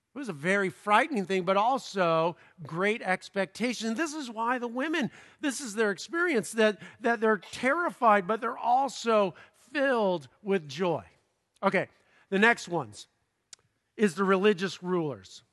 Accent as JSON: {"language": "English", "region": "Southern California", "country": "United States", "said": "I'm from Southern California"}